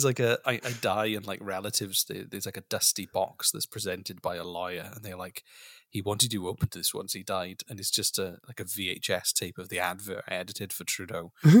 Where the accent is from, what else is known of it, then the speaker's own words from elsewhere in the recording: Wales, United Kingdom; I'm from Wales.